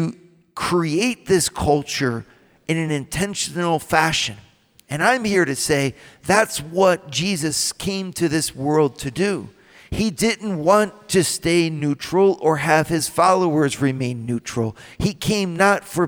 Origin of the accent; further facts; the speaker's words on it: United States; being an American